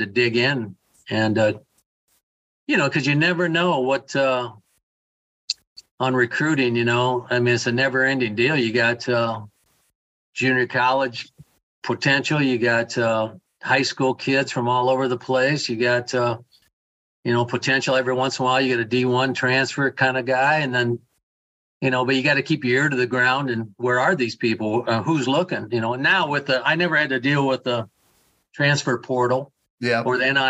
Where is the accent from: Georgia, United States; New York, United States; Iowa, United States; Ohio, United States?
Iowa, United States; Waterloo; Waterloo is my hometown.